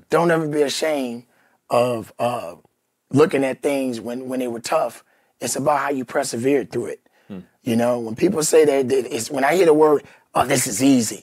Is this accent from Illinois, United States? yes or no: yes; Chicago, Illinois, United States; I'm from Chicago